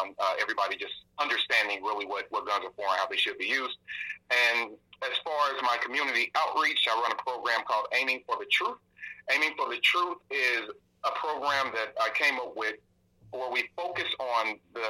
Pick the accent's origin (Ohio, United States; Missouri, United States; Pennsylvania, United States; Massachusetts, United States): Missouri, United States; St. Louis; I am born and bred in St. Louis, Missouri. Proud of it. I'm from the city's north side